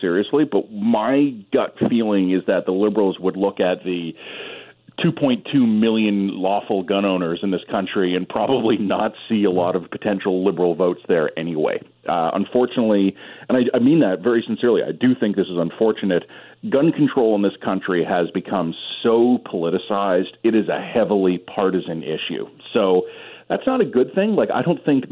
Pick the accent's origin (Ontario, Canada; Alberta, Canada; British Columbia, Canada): Ontario, Canada; Toronto; my hometown of Toronto